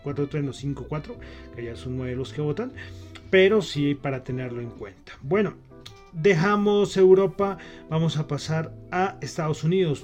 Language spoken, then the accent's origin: Spanish; Bogotá, Colombia; yo soy bogotano